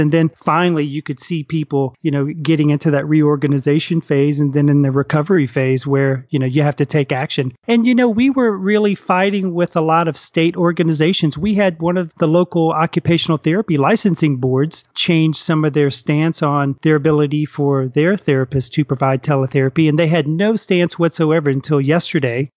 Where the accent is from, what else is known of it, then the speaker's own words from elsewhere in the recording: New Orleans, Louisiana, United States; moved away; also born or lived in New Zealand; I came back and I got settled back in our hometown of New Orleans